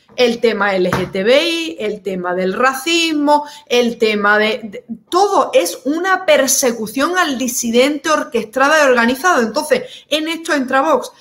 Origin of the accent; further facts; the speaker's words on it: Seville, Andalusia, Spain; en mi región, yo soy de Sevilla